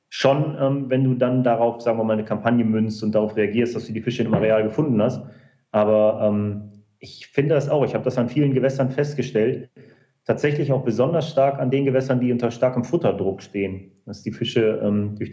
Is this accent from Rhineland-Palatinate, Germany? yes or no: no; North Rhine-Westphalia, Germany; wir kommen jetzt beide aus Nordrhein-Westfalen, ähm, dass in unserer Region, sage ich mal, in unserem Großraum